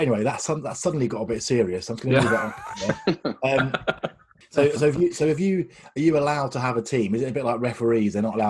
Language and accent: English; Dover, South East England, United Kingdom; moved away as an adult; now in Southampton, United Kingdom; I'm relatively new to Southampton. I moved down here in my 20s. And I'm from Dover